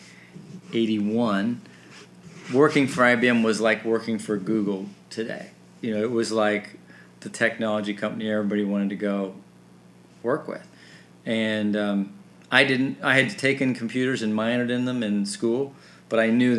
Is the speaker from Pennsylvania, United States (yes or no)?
no; Salina, Kansas, United States; moved away as an adult; also born or lived in Upland, Indiana; now in Columbus, United States; I grew up in Salina, Kansas